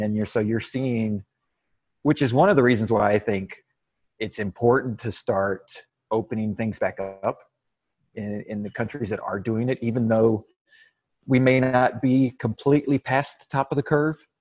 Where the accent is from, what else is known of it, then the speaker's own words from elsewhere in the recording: Waco, Texas, United States; I'm from Waco, Texas